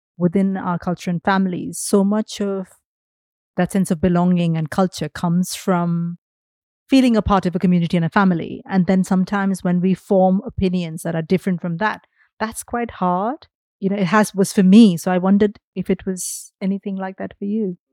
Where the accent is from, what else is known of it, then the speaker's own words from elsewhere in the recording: India; I grew up in India, so everything was Bollywood